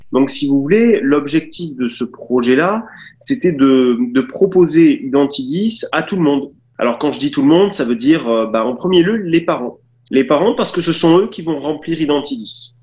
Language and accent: French; Nice, Provence-Alpes-Côte d'Azur, France; je viens, je viens du sud, je viens de Nice.